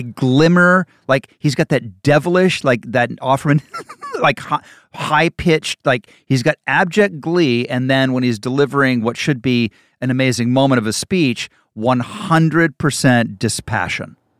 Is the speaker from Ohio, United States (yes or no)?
yes; Ohio, United States; also born or lived in Indiana; I'm from the Midwest. I'm from Ohio